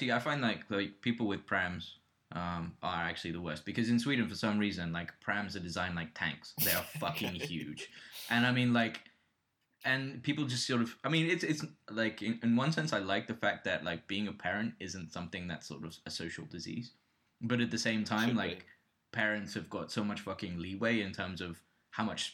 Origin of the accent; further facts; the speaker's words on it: United Kingdom; moved away; I'm British.